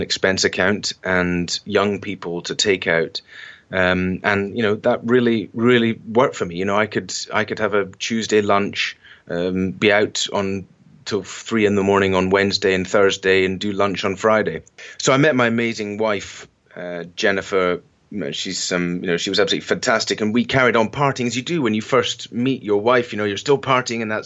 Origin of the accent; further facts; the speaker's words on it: Isle of Mull, Scotland, United Kingdom; I grew up on the Isle of Mull on the west coast of Scotland.